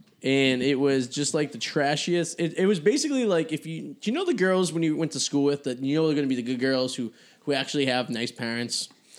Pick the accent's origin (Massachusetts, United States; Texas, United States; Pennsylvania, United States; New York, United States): Massachusetts, United States; Revere; I grew up in Revere, obviously, a lot of Italian families right off the boat and stuff.